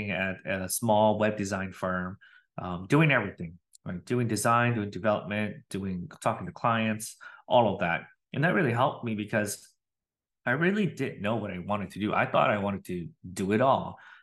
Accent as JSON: {"language": "English", "region": "Wisconsin", "country": "United States", "tie": "born or raised there", "also_born_or_lived": "Minnesota", "moved": "as an adult", "lives_now": "Austin, United States", "said": "I am born and raised in Wisconsin"}